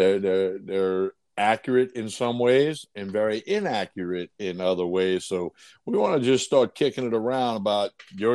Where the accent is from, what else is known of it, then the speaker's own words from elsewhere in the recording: Chalmette, Louisiana, United States; I grew up in Chalmette, Louisiana